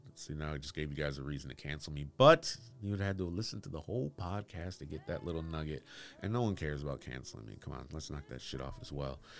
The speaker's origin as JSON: {"language": "English", "town": "Bloomfield Hills", "region": "Michigan", "country": "United States", "tie": "born or raised there", "said": "I grew up in Bloomfield Hills, Michigan"}